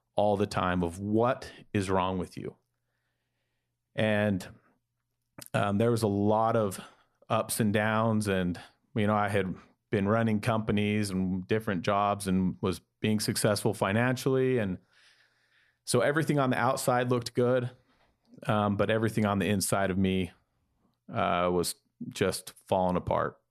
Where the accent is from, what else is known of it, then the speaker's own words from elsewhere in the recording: Salt Lake City, Utah, United States; I grew up in Salt Lake City, Utah, in a large Mor-, Mormon family.